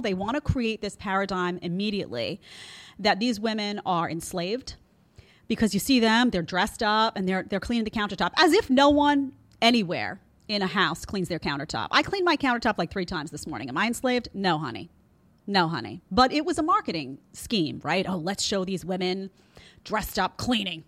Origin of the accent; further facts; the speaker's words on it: New York City, New York, United States; I grew up in Brooklyn around a lot of former mobsters